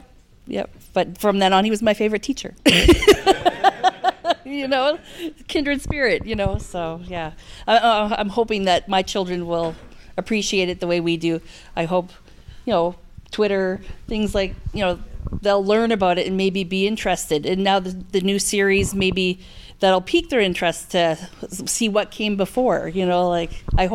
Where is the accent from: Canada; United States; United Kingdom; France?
Canada; Like that's important to me as a Canadian.